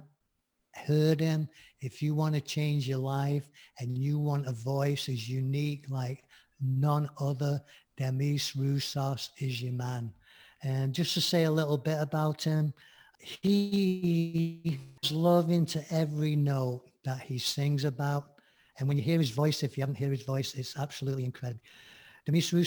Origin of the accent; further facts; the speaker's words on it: Manchester, North West England, United Kingdom; moved away; back in Manchester when I lived there as a teen